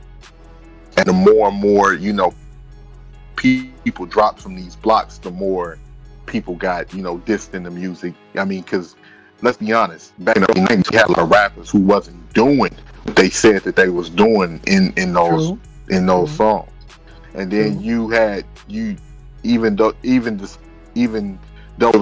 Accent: Chicago, Illinois, United States; me being a Chicagoan

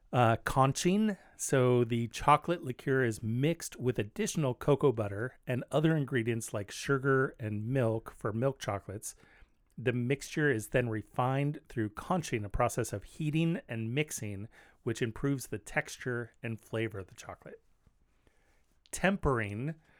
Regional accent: California, United States; now in Portland, United States; I'm from California

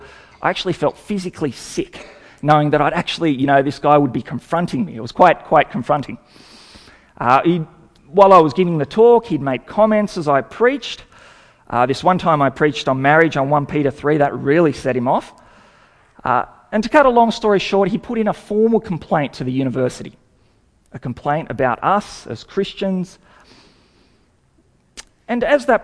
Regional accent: Sydney, New South Wales, Australia; also born or lived in Hungary; I came out as a refugee when I was 4 years old, and we moved to Sydney and grew up there

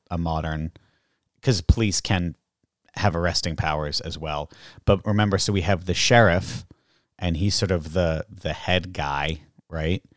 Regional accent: Groton, Massachusetts, United States; also born or lived in England / Canada; now in Salem, United States; I'm from Groton

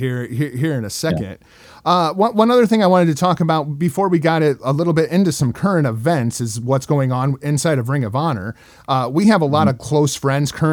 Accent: Illinois, United States; I grew up in Illinois

